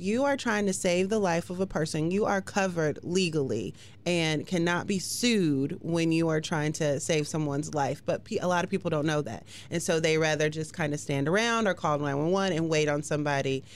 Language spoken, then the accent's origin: English; West Coast, United States; also born or lived in North Carolina; now in Hampton Roads, Virginia, United States; I'm from the West Coast, but moved to the East Coast